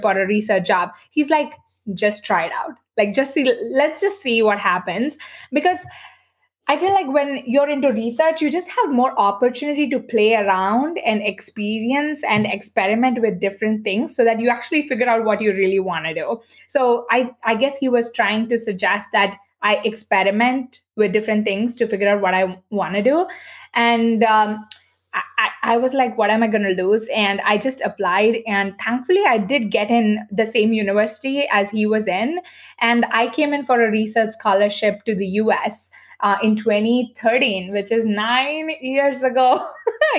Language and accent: English; Bangalore, Karnataka, India; moved away as an adult; now in United States; I decided to take up a corporate job in my hometown, Bangalore